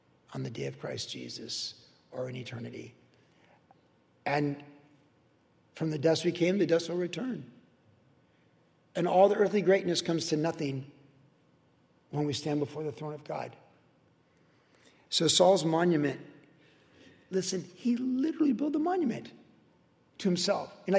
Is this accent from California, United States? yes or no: yes; Carlsbad, California, United States; my friends I grew up with in Carlsbad.